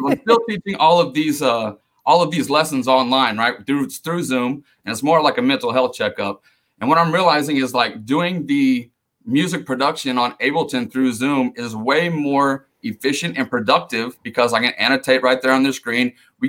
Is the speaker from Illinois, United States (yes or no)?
no; Missouri, United States; moved away; also born or lived in Denver; I'm originally from Missouri.